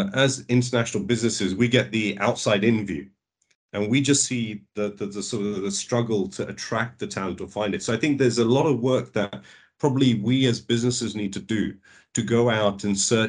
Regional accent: London, United Kingdom; also born or lived in India; I'm a born and bred Londoner from the UK

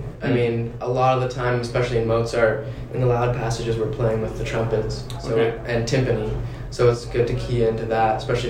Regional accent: Southern Maryland, United States; now in San Diego, United States; I'm from Maryland, Southern Maryland.

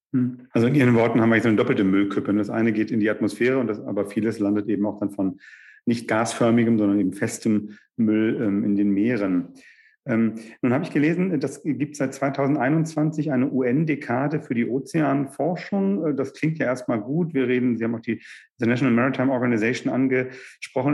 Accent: Northern Germany, Germany; als Norddeutscher

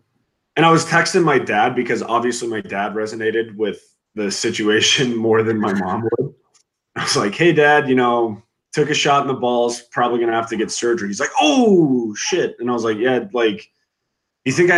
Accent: Denver, Colorado, United States; moved away as an adult; now in San Diego, United States; growing up in Denver

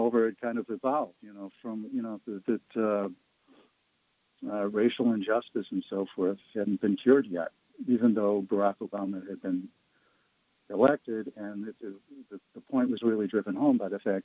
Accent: Chicago, Illinois, United States; I'm from the South Side of Chicago

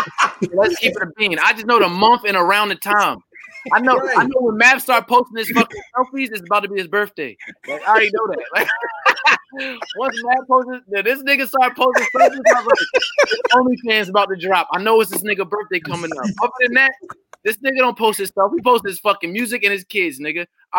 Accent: New York City, New York, United States; I'm from New York, Harlem or whatever the fuck. I'm from New York City, and I'm a lyricist.

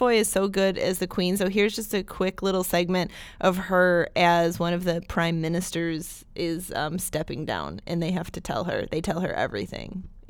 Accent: United Kingdom; I'm super British.

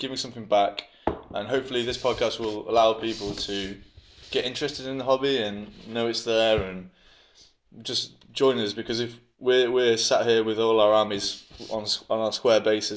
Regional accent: United Kingdom; now in Denmark; I'm British, living in Denmark.

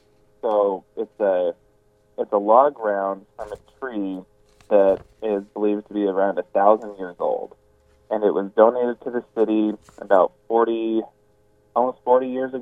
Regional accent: Sultan, Washington, United States; I grew up in Sultan. Went to the University of Washington for my bachelor's degree. And after I moved back, I ran for city council and did 4 years on the city council.

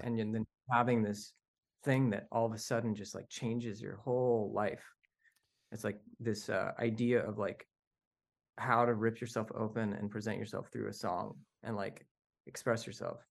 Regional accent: the desert in California, United States; also born or lived in Canada; I was born in Canada, but I was actually raised in the desert in California

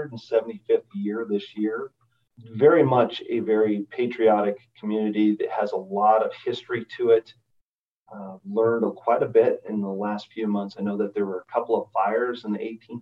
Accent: Colorado, United States; moved away; also born or lived in Oregon; I grew up in Colorado

